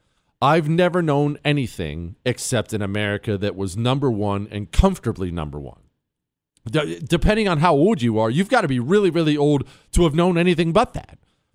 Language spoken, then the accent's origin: English; United States; obviously not called the Chinese dollar, but that's what I call it because I'm an American.